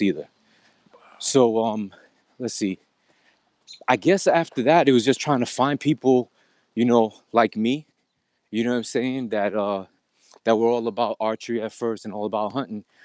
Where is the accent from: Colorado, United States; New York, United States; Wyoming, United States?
New York, United States; New York City; I'm from Queens, N Y C